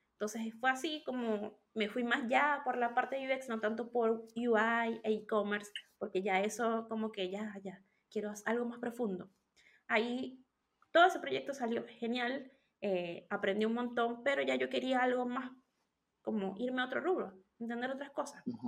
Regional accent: Venezuela; moved away as an adult; now in Chile; soy venezolana, pero vivo en Chile desde hace siete años

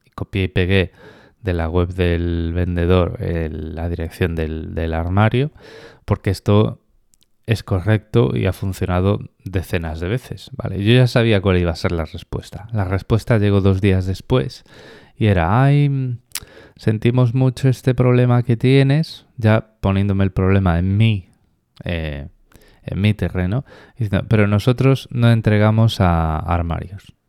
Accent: Spain; moved away as an adult; now in Australia; Yo cuando me fui de España

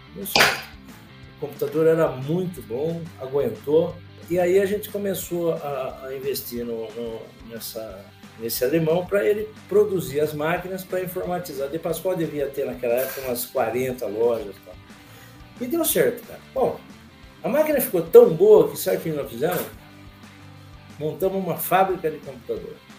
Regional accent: Campinas, São Paulo, Brazil; eu sou campineiro, tenho 69 anos de idade

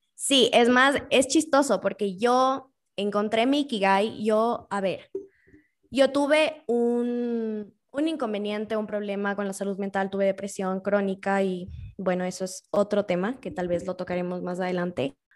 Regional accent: Quito, Pichincha, Ecuador; soy quiteña, quiteña de corazón, es más, es chistoso, nací el día antes de la independencia de Quito

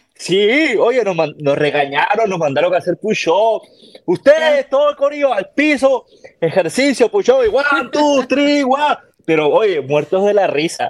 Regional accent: Callao, Peru; accent: latino; moved away as an adult; also born or lived in Puerto Rico; now in Texas, United States; Yo soy de Lima, pero del puerto que se llama el Callao

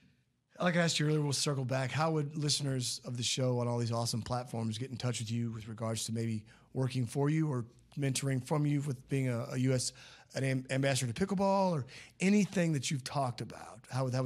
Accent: Oklahoma, United States; I'm from Southeast Oklahoma.

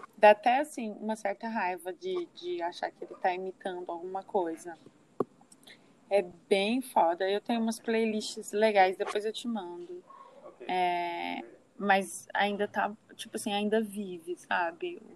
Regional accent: Uberaba, Minas Gerais, Brazil; eu sou de Uberaba

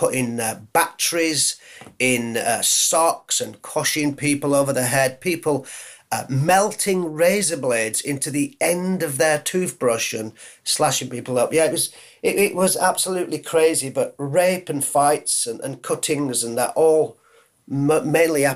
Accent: Leeds, Yorkshire and the Humber, United Kingdom; I'm a Yorkie, I'm a Yorkshireman

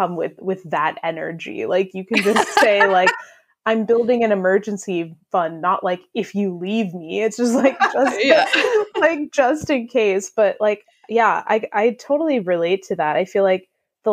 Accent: United States; I'm also an American

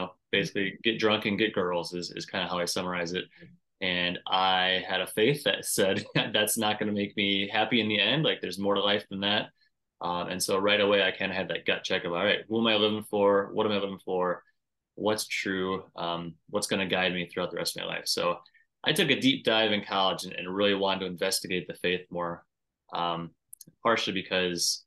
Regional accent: Davenport, Iowa, United States; now in Minnesota, United States; I am in the wonderful state of Minnesota right now, though I grew up in the glorious state of Iowa

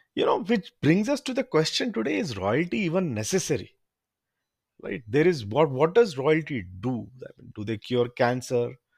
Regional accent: India; also born or lived in London; I'm from India

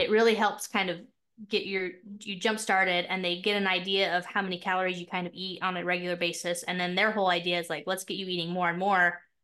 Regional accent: Utah, United States; also born or lived in Mapleton, Utah; I'm from Utah. I live in this little town called Mapleton, Utah.

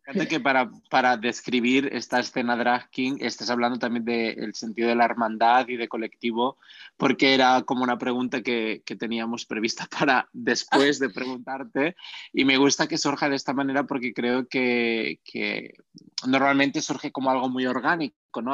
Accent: Barcelona, Catalonia, Spain; Yo soy de Barcelona

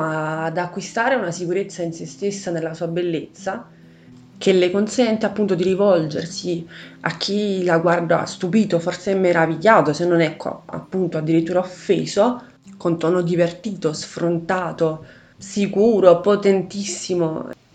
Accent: Italy; io sia nata bianca e in Italia

